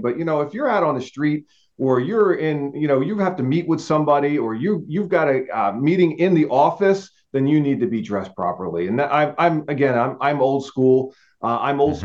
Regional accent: New Jersey, United States; moved away as an adult; I'm South Jersey, not North Jersey

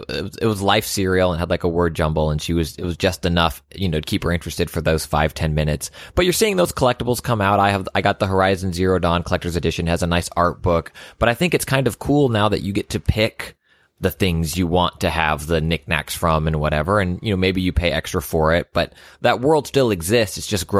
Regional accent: California, United States; shout out to growing up in the Bay for a little bit.

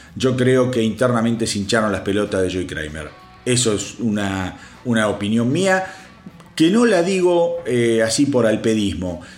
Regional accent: Argentina; para los que somos de Argentina y conocen la radio Aspen

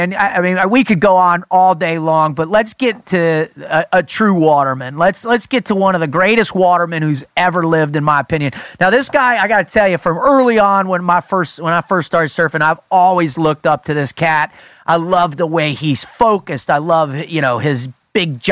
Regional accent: South Florida, United States; I grew up in South Florida.

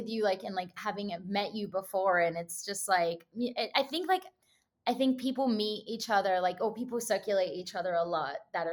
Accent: Australia; moved away as an adult; now in Los Angeles, United States; I'm Australian.

